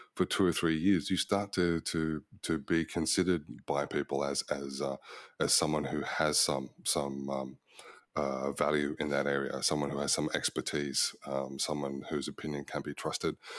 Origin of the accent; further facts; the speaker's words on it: Melbourne, Victoria, Australia; now in Sydney, Australia; I was born in Box Hill, Melbourne in nineteen sixty-five